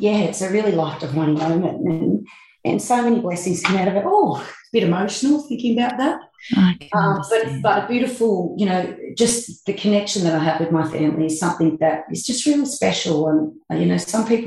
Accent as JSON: {"language": "English", "town": "Forbes", "region": "New South Wales", "country": "Australia", "tie": "born or raised there", "said": "I grew up in Forbes"}